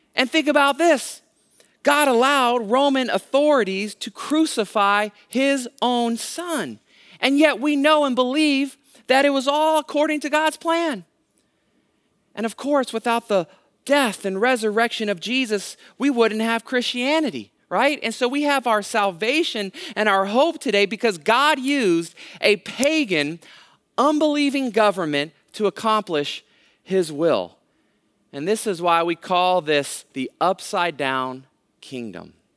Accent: Hayward, California, United States; I actually am a local kid. I grew up in Hayward, right, right next door to Castro Valley, went to Hayward High School

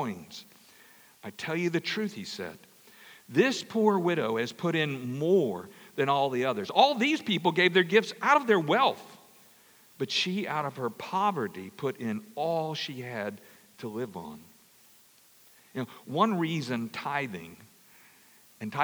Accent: Louisiana, United States; I grew up in Louisiana.

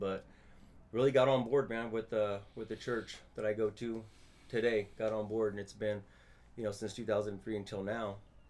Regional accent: Turlock, California, United States; also born or lived in Ceres, United States; But mostly grew up in Turlock.

